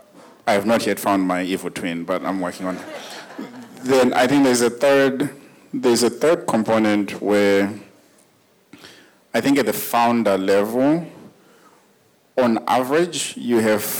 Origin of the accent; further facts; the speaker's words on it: Zimbabwe; I was born and raised in Zimbabwe